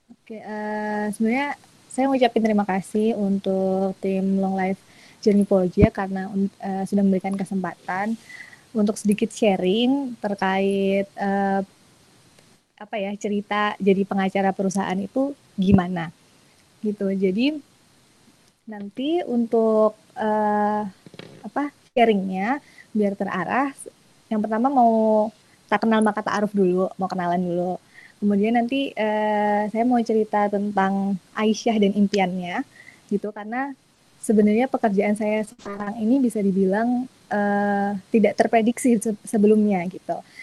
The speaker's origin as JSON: {"language": "Indonesian", "town": "Bantul", "region": "Special Region of Yogyakarta", "country": "Indonesia", "said": "saya asli orang Bantul jadi uh, di dekat UMY"}